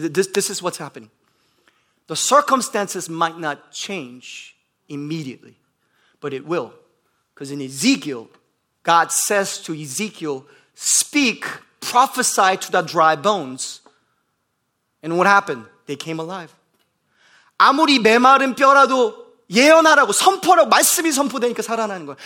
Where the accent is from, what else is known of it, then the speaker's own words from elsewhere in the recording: Bloomington, Indiana, United States; moved away; I come from Bloomington, Indiana, where we have more cows and cars